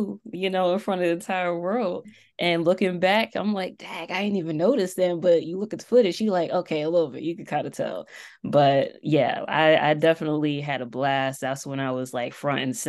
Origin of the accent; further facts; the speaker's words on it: East Coast, United States; I'm from the East Coast, currently in Delaware.